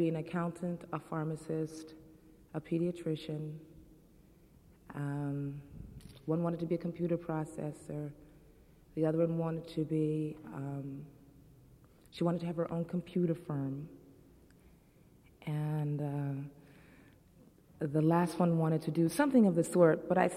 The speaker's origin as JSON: {"language": "English", "country": "United States", "tie": "born or raised there", "said": "I'm an American. I went to American schools, and I graduated. I've lived in America all my life"}